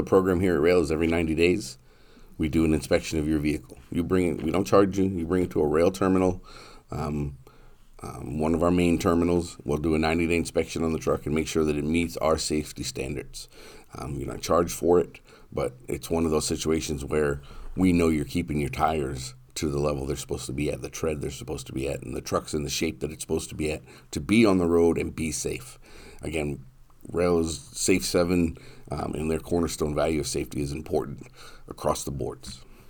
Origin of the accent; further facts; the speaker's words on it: New Hampshire, United States; now in Marshfield, United States; New Hampshire.